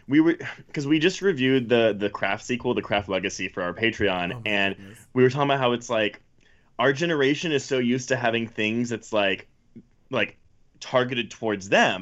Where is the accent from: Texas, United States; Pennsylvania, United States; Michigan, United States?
Texas, United States; Houston; I grew up in the suburbs of Houston, so not Houston proper.